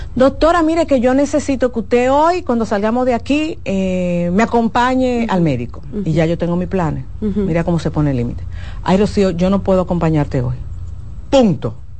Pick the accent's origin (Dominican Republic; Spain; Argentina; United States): Dominican Republic